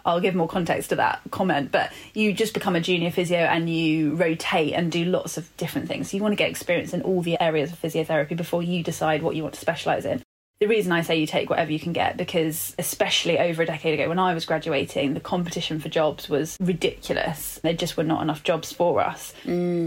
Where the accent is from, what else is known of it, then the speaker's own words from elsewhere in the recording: London, United Kingdom; also born or lived in Birmingham; I'm born and bred Londoner